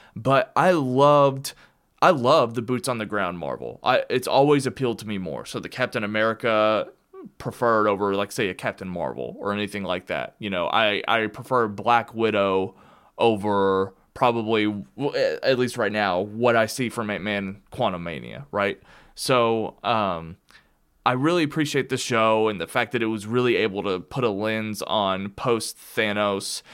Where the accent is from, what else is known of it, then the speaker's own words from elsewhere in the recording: Kentucky, United States; moved away; also born or lived in Arizona; I moved from Arizona back to Kentucky. So, I'm back home where I belong with all of my friends and family.